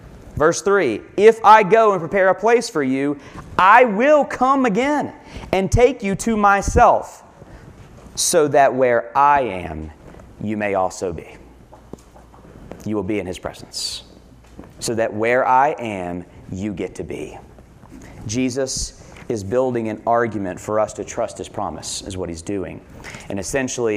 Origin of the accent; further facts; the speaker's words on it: Lexington, United States; I grew up here in Lexington